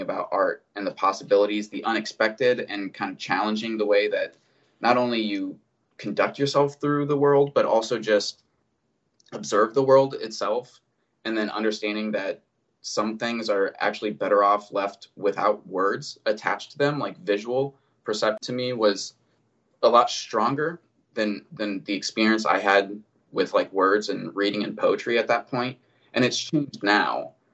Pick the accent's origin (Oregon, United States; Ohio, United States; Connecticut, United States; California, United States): Ohio, United States; North Canton; I grew up in North Canton, Ohio. So it's northeastern Ohio.